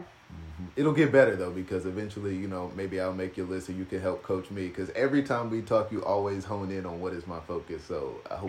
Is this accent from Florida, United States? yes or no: no; North Little Rock, Arkansas, United States; I'm from North Little Rock, Arkansas